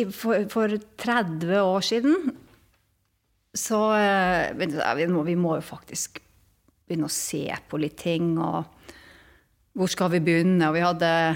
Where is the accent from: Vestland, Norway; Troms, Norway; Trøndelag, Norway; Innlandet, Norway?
Troms, Norway; Tromsø; Som man hører på min dialekt, jeg vokste opp i, i Tromsø